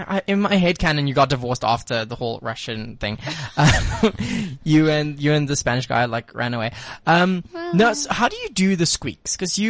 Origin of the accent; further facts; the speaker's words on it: United Kingdom; So I'm British very curious.